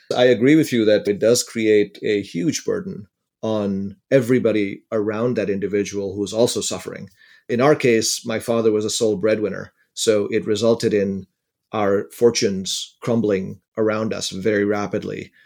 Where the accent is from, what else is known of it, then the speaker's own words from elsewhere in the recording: India; now in United States; I grew up in India in a relatively poor family, And I had the good fortune of being able to come to the United States